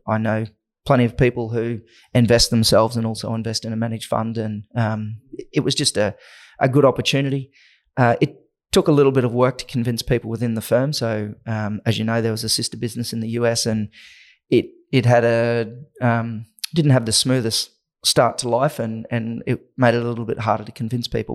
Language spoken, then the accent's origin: English; Innisfail, Queensland, Australia; moved away; also born or lived in Atherton Tablelands; between Innisfail and the Atherton Tablelands on a banana, sugarcane, and beef cattle property